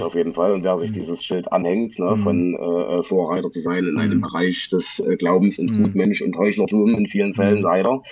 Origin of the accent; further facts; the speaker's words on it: Saxony, Germany; ich bin tatsächlich äh, in deiner Nähe aufgewachsen, oder was heißt in deiner Nähe? In Sachsen.